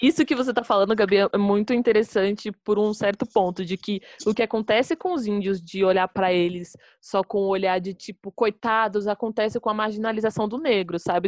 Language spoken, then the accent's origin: Portuguese; Brazil; a gente é brasileiro, a gente também é latino